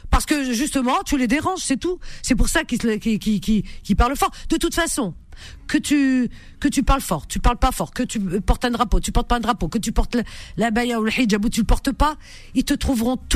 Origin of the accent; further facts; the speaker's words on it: France; moi je sais que je suis française.